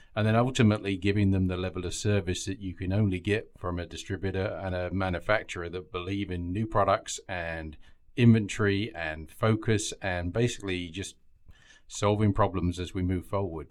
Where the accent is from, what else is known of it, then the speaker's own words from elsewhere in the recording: England, United Kingdom; moved away as an adult; now in United States; So I hail from England originally, um, and I've been over here about ten years.